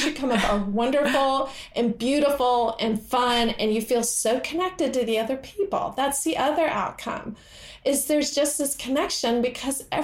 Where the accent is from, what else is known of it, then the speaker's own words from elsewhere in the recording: the American South, United States; I'm from the American South